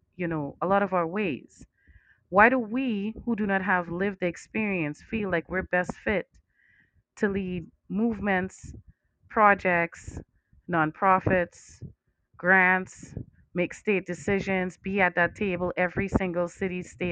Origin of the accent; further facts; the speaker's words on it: Trinidad & Tobago; now in United States; I'm from Trinidad